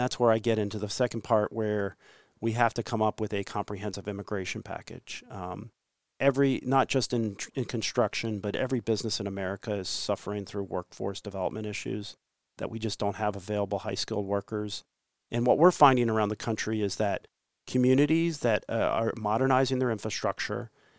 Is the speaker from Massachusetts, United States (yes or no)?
no; California, United States; I'm from California, I've been to Missouri, all over the place